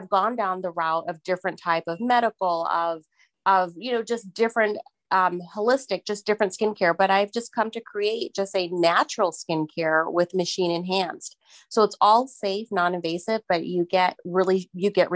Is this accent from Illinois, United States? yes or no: no; Miami, Florida, United States; moved away; I'm from Miami, Florida originally